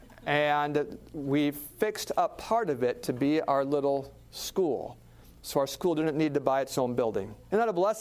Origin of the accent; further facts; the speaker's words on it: Alaska, United States; I grew up in Alaska.